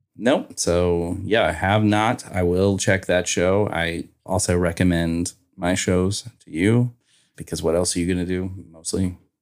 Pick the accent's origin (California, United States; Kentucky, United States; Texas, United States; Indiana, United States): Kentucky, United States; Northern; I grew up in Northern Kentucky, right across from Cincinnati